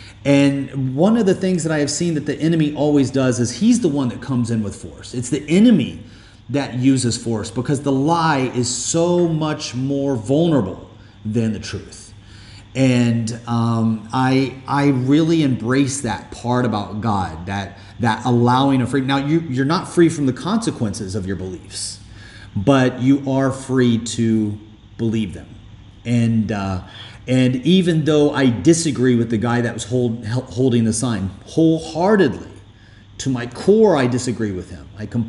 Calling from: Dubai, United Arab Emirates; And I'm doing this podcast with you. I'm calling you from Dubai.

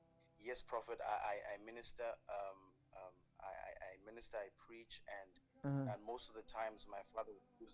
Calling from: South Africa; I'm calling from South Africa.

